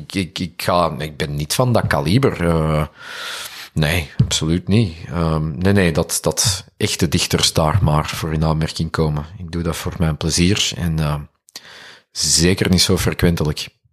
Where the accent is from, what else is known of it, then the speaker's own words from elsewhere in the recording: Duffel, Flanders, Belgium; Ik ben van Duffel. Ah, ik weet, ik ben hier ver van huis, dus ik versta dat ik ook gewoon een Antwerpenaar ben hier